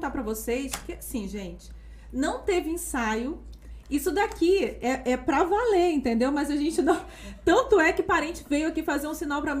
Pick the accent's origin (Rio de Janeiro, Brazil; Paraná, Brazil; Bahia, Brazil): Rio de Janeiro, Brazil; Campos dos Goytacazes; Eu sou de Campos, né?